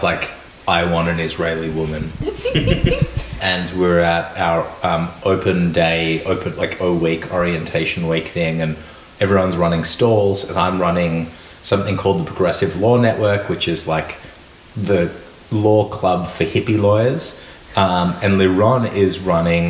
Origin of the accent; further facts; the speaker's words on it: Melbourne, Victoria, Australia; I grew up in Melbourne, not too far from here